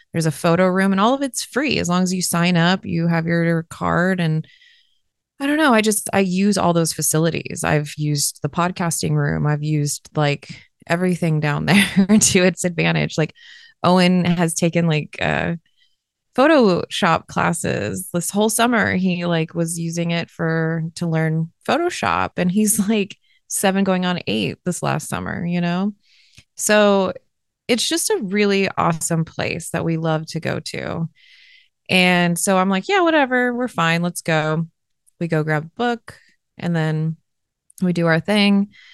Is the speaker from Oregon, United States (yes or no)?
no; Los Angeles, California, United States; I'm from Los Angeles